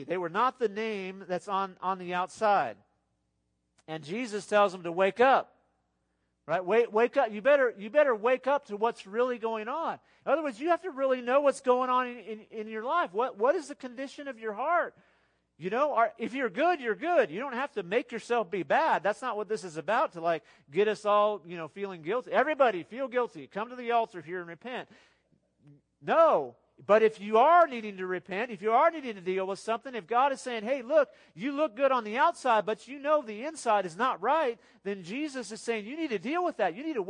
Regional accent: Texas, United States; I'm from West Texas. I've been here since the 80s.

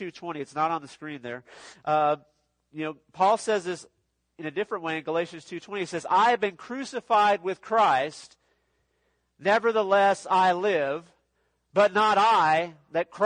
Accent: Los Angeles, California, United States; I grew up in Los Angeles, California area

